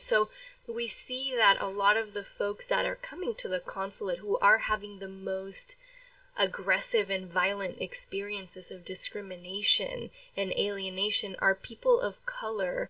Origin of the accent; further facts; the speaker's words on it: Mexico; moved away; I was born in Mexico